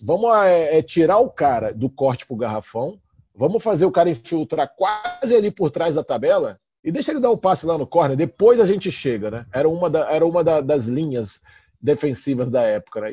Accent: Brasília, Federal District, Brazil; moved away; also born or lived in Rio de Janeiro; sou carioca, mas cresci em Brasília

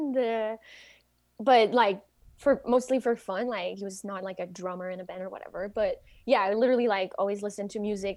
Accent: Quebec City, Quebec, Canada; English is a second language; I am from Quebec City. And so I usually speak French

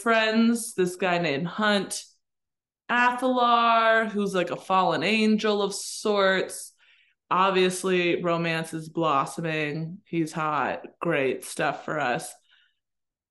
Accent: Pittsburgh, Pennsylvania, United States; I'm from Pittsburgh

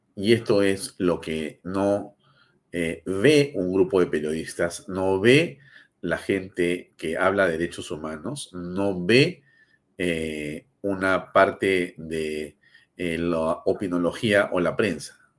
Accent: Peru; somos más los peruanos

